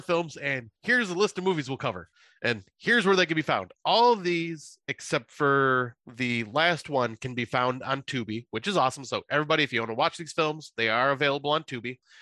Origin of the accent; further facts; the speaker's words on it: United States; I'm American